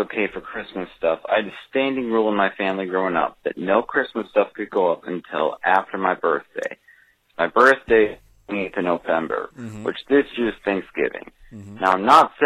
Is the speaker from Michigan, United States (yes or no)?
no; Minnesota, United States; I'm from Minnesota